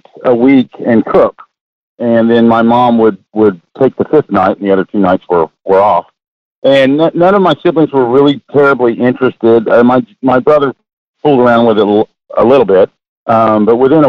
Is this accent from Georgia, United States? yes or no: no; Austin, Texas, United States; also born or lived in Midland, Texas / Kansas City; now in Port Aransas, United States; We ended up moving to Austin a few years later, where I grew up, went to middle school, high school, and everything.